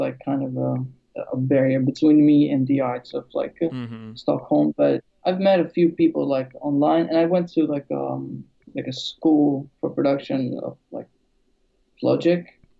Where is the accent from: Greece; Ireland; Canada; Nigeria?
Greece; born there; also born or lived in London; Yeah, I'm originally from like Albania, but I was born in Greece. And then I moved to London, and then I moved here.